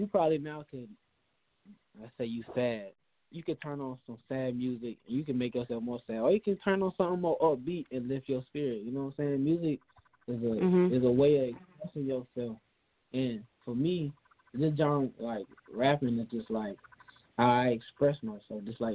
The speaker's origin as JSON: {"language": "English", "town": "Darien", "region": "Georgia", "country": "United States", "said": "I'm from Darien, Georgia, a small town just outside, just inside of Georgia, like on the coastline"}